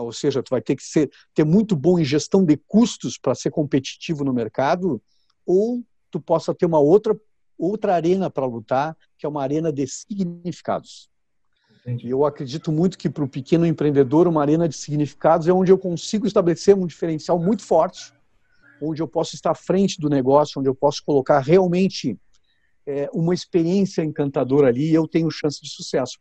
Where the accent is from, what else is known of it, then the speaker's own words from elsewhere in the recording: Porto Alegre, Rio Grande do Sul, Brazil; Eu nasci em uma cidade chamada Rio Grande, que é bem no sul do Brasil, uhum. é, e me criei em Porto Alegre